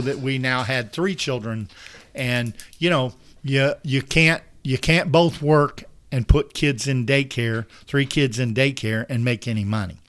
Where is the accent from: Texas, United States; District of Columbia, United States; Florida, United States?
Florida, United States; St. Joseph; I grew up in Saint Joe. I grew up on a little dirt road, the end of Goody Road.